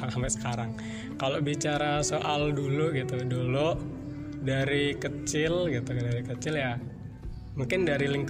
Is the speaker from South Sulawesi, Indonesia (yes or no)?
no; Pringsewu, Lampung, Indonesia; also born or lived in Ambarawa; Pringsewu masih di Pringsewu di tepatnya di desa Sukoharjo satu gitu tapi lahirnya nggak di situ sih gitu. lahirnya di Ambarawa gitu di Ambarawa sampai umur 3 tahun gitu. terus pindah ke Sukoharjo satu